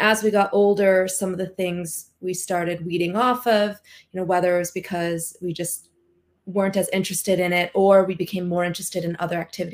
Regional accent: Long Beach, California, United States; I grew up in SoCal in Long Beach in California

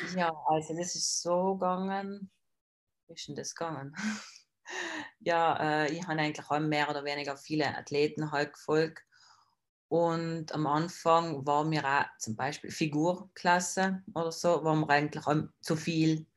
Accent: South Tyrol, Trentino-Alto Adige, Italy; bin aus Südtirol

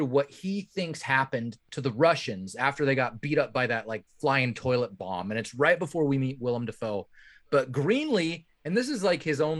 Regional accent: Bay Area, California, United States; I'm from the Bay Area.

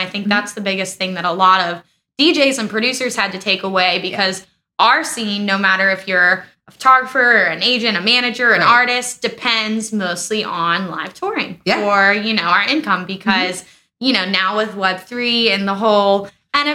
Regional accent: Gary, Indiana, United States; now in Florida, United States; I'm from Gary, Indiana.

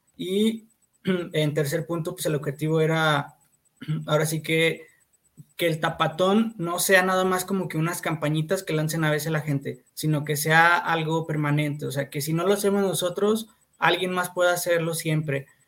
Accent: Fresnillo, Zacatecas, Mexico; yo soy de Fresnillo

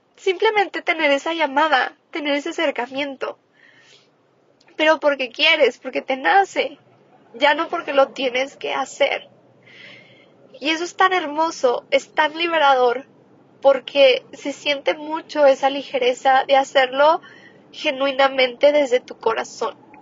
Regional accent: Cuauhtémoc, Mexico; moved away; está en Coutemoc, yo nací en Coutemoc

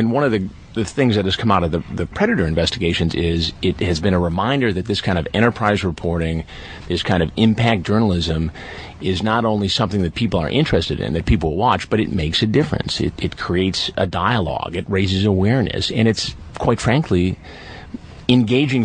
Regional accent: Detroit, Michigan, United States; I grew up in Detroit.

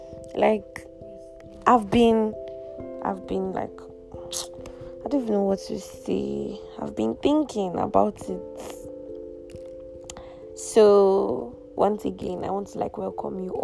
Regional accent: Kalabari, Rivers State, Nigeria; I am from Calabari, proudly Rivers.

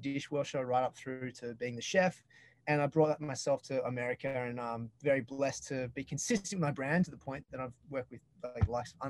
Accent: Sydney, New South Wales, Australia; moved away as an adult; now in United States; growing up in Sydney's Northern Beaches

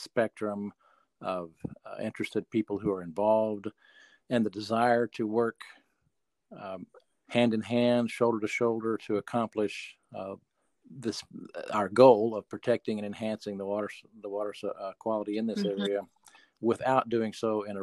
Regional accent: Middle Fork of the White River, Northwest Arkansas, United States; live currently on the family farm where I grew up on the Middle Fork of the White River, just above Lake Sequoia

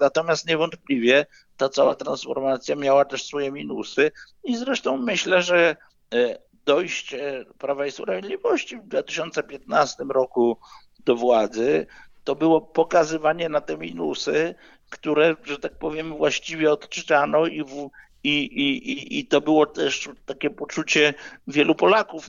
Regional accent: Poznań, Greater Poland, Poland; ja jestem z Poznania, mieszkam w Poznaniu

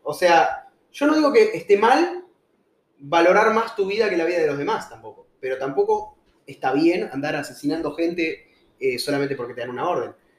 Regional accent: Argentina; moved away as an adult; also born or lived in Peru; argentino de toda la vida

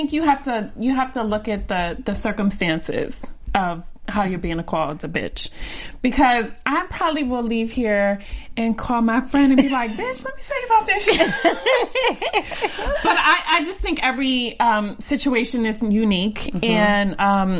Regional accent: New York, United States; also born or lived in Maryland; I came from New York

